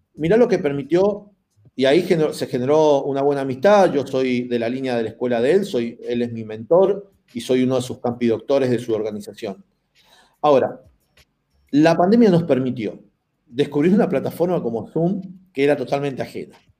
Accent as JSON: {"language": "Spanish", "country": "Argentina", "said": "nosotros tenemos acá en la, en Argentina"}